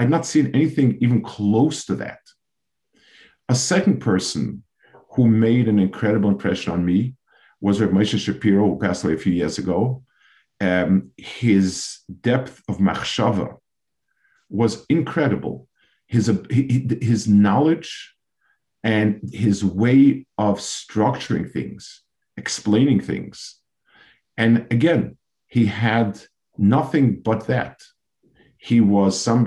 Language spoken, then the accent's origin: English; New York, United States; I grew up in New York in those years, in the 50s and 60s